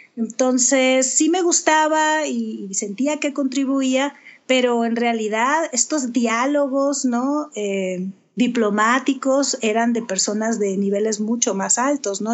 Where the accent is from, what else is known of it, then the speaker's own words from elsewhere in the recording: Sonora, Mexico; also born or lived in Culiacán, Sinaloa; aunque nací en Culiacán, crecí en Sonora